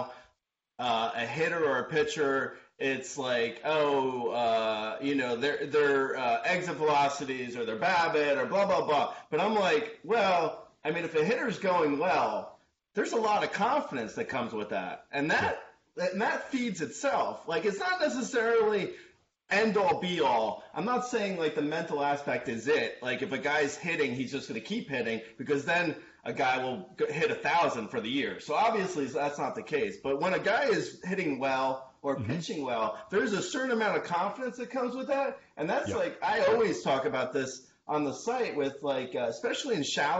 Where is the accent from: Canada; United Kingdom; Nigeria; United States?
United States; New Jersey; I'm Italian and from Jersey, so we tan there.